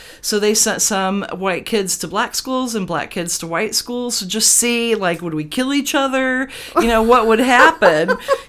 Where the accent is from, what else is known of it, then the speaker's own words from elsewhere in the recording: United States; I was born in Hayes, USA.